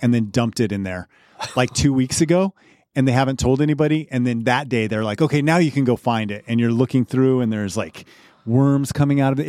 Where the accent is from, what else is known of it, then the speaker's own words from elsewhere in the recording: Colorado, United States; moved away; I grew up in Colorado, so we had Safeway and King's Supers